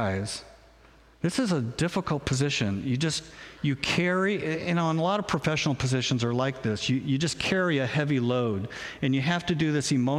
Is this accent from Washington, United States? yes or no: yes; Spokane, Washington, United States; moved away as an adult; also born or lived in Portland; now in Grapeview, United States; I was born in Spokane. I'm a Northwest kid. I was raised in Spokane.